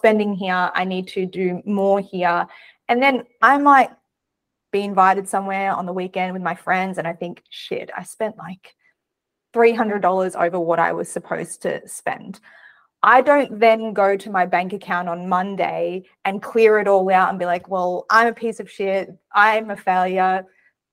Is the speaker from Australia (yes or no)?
yes; Australia; I'm Australian